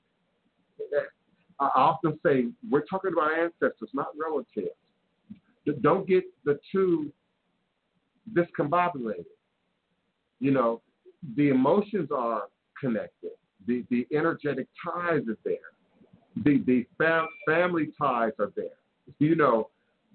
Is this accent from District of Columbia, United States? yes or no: yes; Washington, District of Columbia, United States; growing up in Washington, D.C. in the 1970s